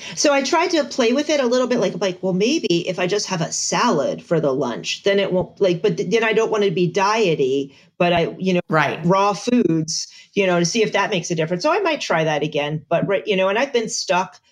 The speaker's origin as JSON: {"language": "English", "town": "Bethlehem", "region": "Pennsylvania", "country": "United States", "also_born_or_lived": "Augusta, Georgia", "moved": "as an adult", "said": "we retired from the army and we moved back to Pennsylvania. I am from Bethlehem"}